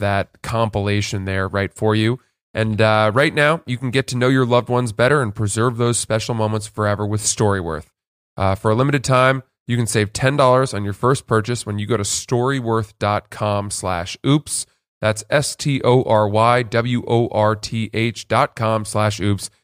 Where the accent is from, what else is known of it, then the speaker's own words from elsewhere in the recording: Freeport, Maine, United States; we grew up in Maine and in our town of Freeport